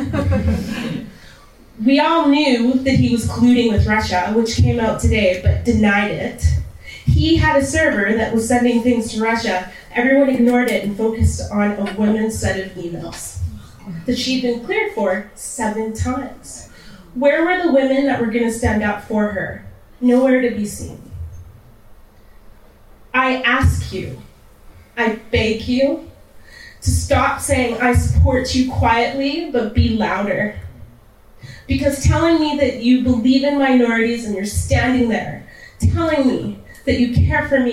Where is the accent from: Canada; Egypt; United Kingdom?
Canada; also born or lived in Texas; I grew up in Canada, I grew up in a white neighborhood